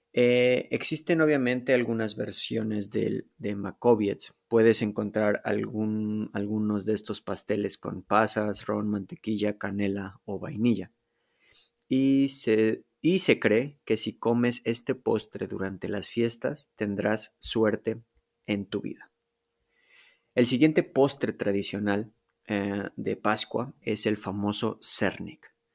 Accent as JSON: {"language": "Spanish", "region": "Mexico City", "country": "Mexico", "tie": "born or raised there", "moved": "as an adult", "lives_now": "Poland", "said": "yo nací en la Ciudad de México. Viví ahí por, digamos, más de 21 años"}